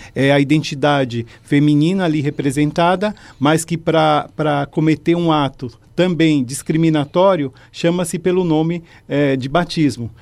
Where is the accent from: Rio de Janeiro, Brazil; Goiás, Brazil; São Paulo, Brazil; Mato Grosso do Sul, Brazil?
São Paulo, Brazil; Eu sou da periferia né, de São Paulo